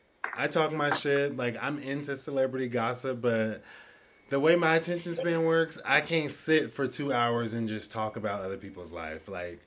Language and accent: English; Oregon, United States; now in East Coast, United States; I'm from Oregon, and I've been on the East Coast for 10 years, so it's like, oh, are there black people in Oregon? Yep, and they strive, too. So, yes, there is black people in Oregon.